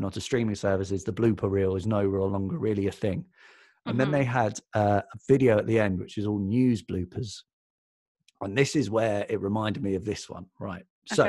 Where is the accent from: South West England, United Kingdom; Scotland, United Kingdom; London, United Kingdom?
London, United Kingdom; I was reading The Guardian because I'm from London. I'm from South London.